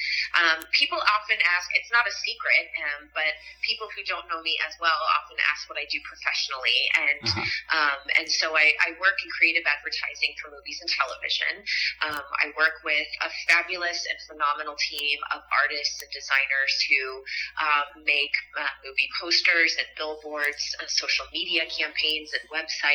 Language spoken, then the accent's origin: English; Midwest, United States; now in West Hollywood, United States; I grew up in the Midwest, and now the pleasure of calling West Hollywood home